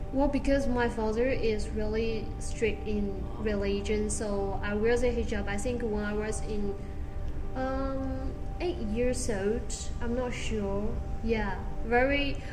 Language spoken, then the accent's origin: English; Yunnan, China; English is a second language; moved away as an adult; now in Kuala Lumpur, Malaysia; my hometown is uh, southwest of China. Well, there have quite a lot uh, Muslim population actually